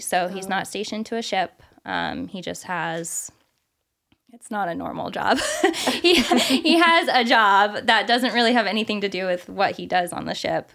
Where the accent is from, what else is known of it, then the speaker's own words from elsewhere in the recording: California, United States; moved away as an adult; also born or lived in Arizona / South Carolina / Hawaii; now in Illinois, United States; I'm from California